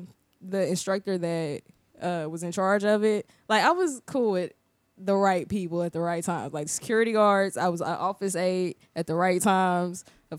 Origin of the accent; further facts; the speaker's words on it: St. Louis, Missouri, United States; now in Orlando, United States; I am from St. Louis, Missouri.